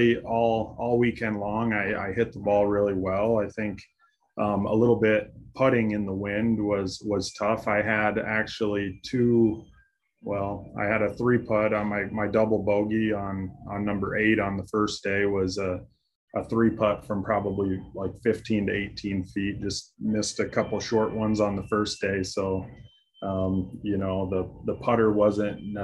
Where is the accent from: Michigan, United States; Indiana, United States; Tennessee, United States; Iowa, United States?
Iowa, United States; Storm Lake; I'm from Storm Lake, Iowa